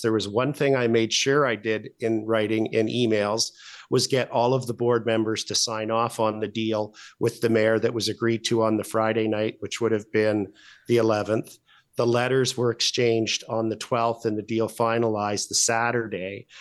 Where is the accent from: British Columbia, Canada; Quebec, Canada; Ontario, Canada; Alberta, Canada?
Alberta, Canada; we're both from Alberta